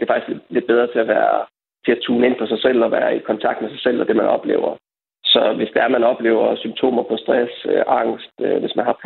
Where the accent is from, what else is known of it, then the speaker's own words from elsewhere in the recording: Denmark; som danskere i vores samfund